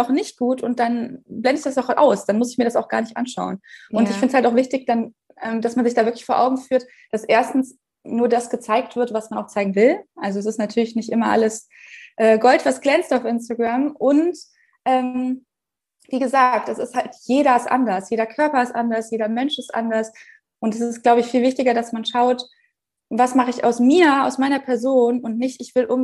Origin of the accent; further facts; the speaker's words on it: Bavaria, Germany; weil ich komme ja aus der Nähe von München